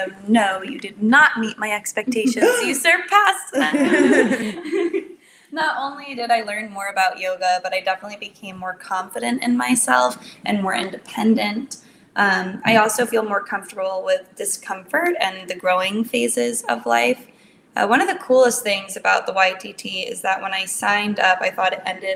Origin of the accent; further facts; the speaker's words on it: New Jersey, United States; moved away as an adult; I moved back to my home state of New Jersey